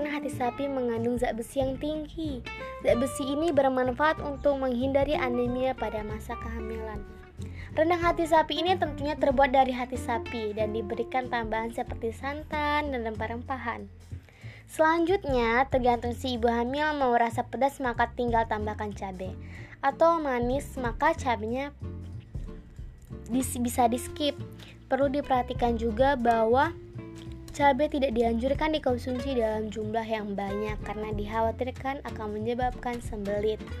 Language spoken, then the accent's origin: Indonesian; Padang, West Sumatra, Indonesia; Saya berasal dari kota Padang.